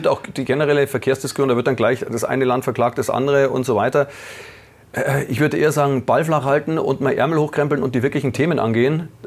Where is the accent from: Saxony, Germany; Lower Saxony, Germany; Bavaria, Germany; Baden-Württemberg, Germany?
Bavaria, Germany; Munich; Ich meine, als Münchner bist du natürlich mit den Münchner Vereinen